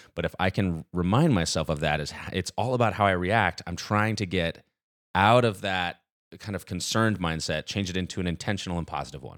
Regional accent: Nashville, Tennessee, United States; I was born and raised in Nashville, so I'm still here thirty-two years later.

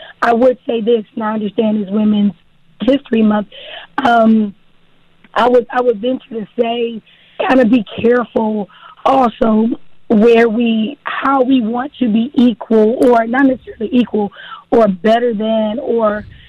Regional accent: Texarkana, United States; So, yes, I'm from Texarkana. I started in the productions in Texarkana, which has been a blessing, just the greatest amount of support.

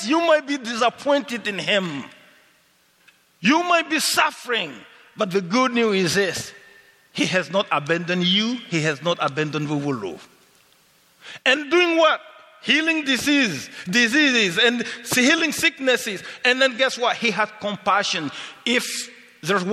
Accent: Mali; English is a second language; moved away as an adult; also born or lived in Senegal; now in Canada; I grew up with radio in Mali

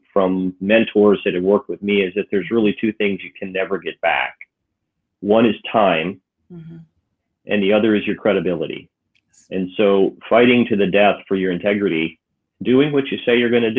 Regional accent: Clearwater, St. Pete, Tampa area, Florida, United States; moved away as an adult; also born or lived in Connecticut / Tallahassee / Atlanta; we kind of grew up from the time I was 7 until I went off to college in the Clearwater, St. Pete, Tampa area

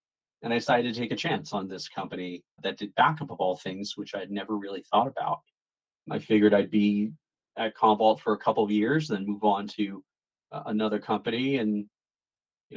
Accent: New Jersey, United States; I am born and raised in New Jersey

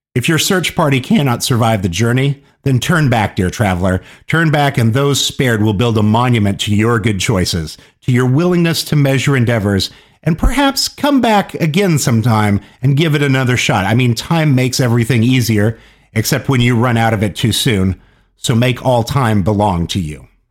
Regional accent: Kansas, United States; places in Kansas or, or, or my part of the Midwest that I grew up around

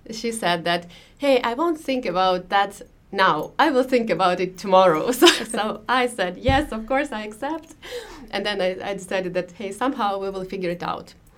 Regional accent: Moscow, Russia; moved away as an adult; now in Finland; I was born in Moscow and I lived in Moscow um, until we moved to Finland a few years ago

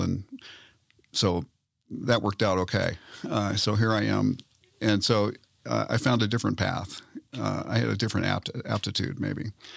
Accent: Southern California, United States; moved away as an adult; also born or lived in Colorado; now in Denver, United States; I grew up in Southern California

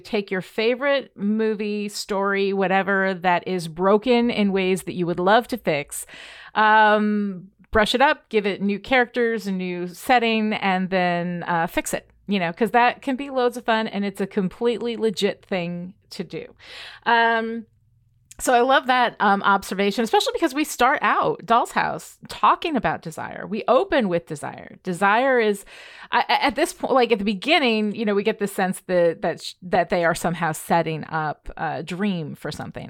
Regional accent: Red Hook, New York, United States; I grew up in Red Hook, which is where Bard is

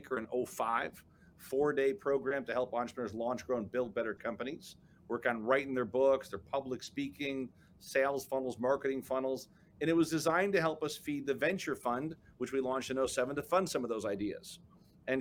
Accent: Chicago, Illinois, United States; I was born and raised in the South Side of Chicago

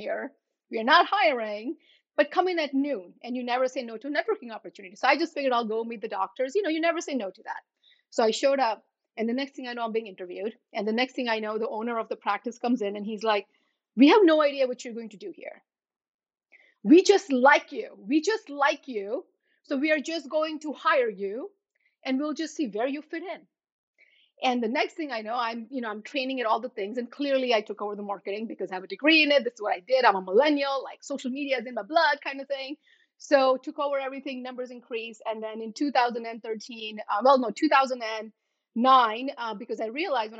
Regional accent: U.S. Virgin Islands; moved away as an adult; also born or lived in India; now in New Jersey, United States; I was born in India. I grew up in St. Thomas in the U.S. Virgin Islands.

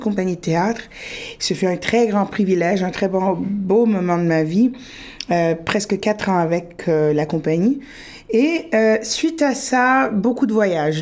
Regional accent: Sudbury, Ontario, Canada; moved away as an adult; also born or lived in France / Peru (ancestry); j'ai grandi, je suis née, j'ai grandi à Sudbury.

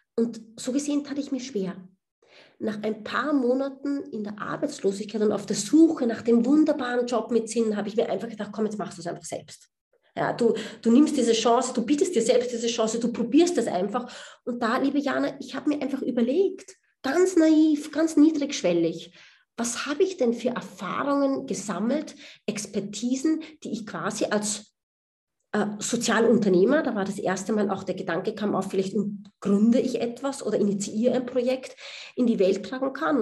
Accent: Austria; moved away as an adult; also born or lived in United States; now in Berlin, Germany; man hört es mir an, ich bin Österreicherin

